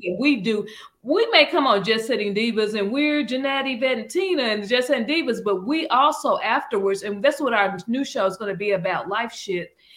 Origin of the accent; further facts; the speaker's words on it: Arkansas, United States; moved away; I'm from Arkansas